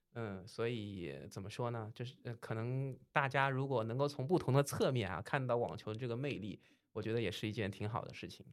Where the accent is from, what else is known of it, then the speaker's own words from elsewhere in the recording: China; 因为其实我们中国人是比较擅长在这个小台子上面去玩这些旋转的